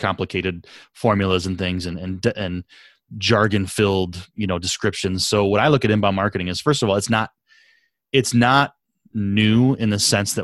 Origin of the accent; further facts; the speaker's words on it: Southwest Michigan, United States; I grew up in Southwest Michigan